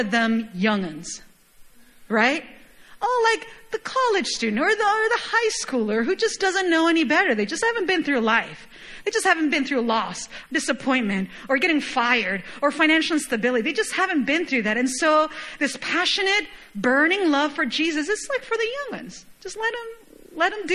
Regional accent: Chile; moved away; I was born and raised in Chile, for those of you guys who don't know, and it's a wine country

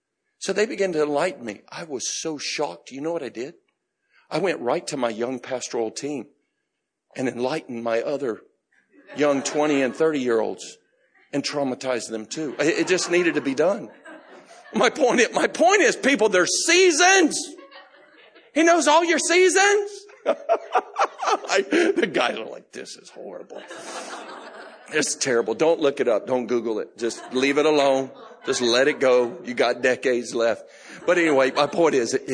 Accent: United States; I'm an American. We're just forthright about everything.

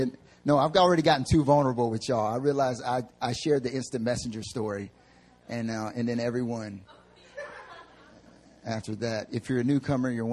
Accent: North Carolina, United States; moved away as an adult; also born or lived in the South; now in Seoul, South Korea; I'm from North Carolina

